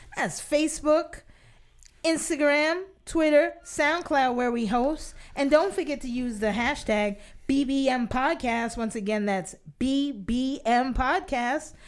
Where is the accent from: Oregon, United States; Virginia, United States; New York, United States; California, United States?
New York, United States; New York City; as a native New Yorker